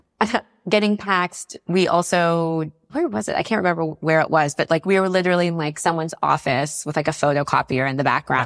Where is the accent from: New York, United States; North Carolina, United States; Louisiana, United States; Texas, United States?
North Carolina, United States; moved away as an adult; now in Paris, France; I grew up in North Carolina